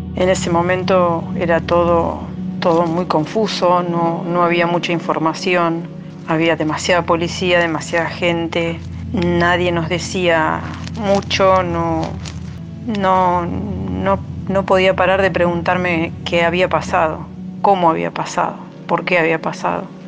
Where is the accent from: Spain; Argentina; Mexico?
Argentina; La Plata, Buenos Aires Province; soy de La Plata